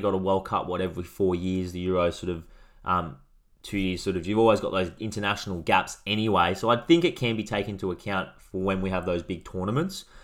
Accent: Australia; we are Australian

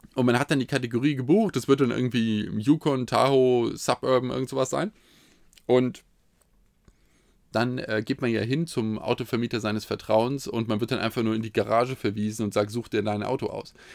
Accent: Hesse, Germany; als Hesse

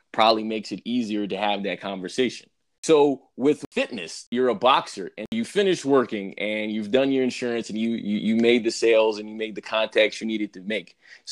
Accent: New York, United States; I'm also from New York

